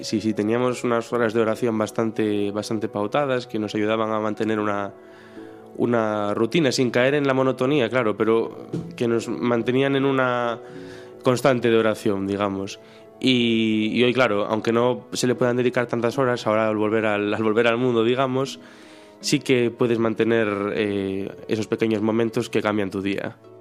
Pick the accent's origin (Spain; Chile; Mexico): Spain; Ribadeo, Galicia; moved away as an adult; now in Santiago de Compostela, Spain; soy de Ribadeo, que es un pueblo que está entre Galicia y Asturias, bueno, se nota por el acento, supongo